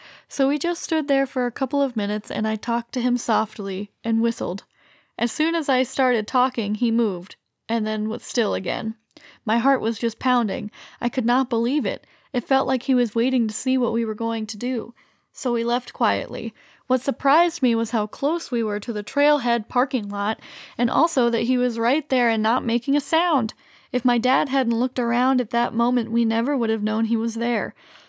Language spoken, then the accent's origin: English; Illinois, United States; and we're from Central Illinois where there's also lots of deer.